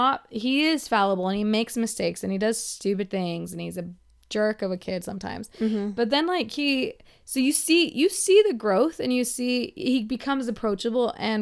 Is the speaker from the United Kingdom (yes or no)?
no; United States; We're American women.